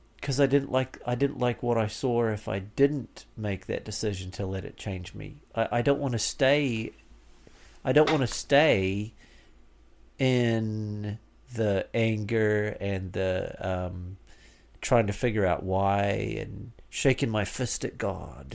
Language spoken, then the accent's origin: English; Canterbury, New Zealand; moved away as an adult; now in United States; my life growing up in New Zealand, it was it was fantastic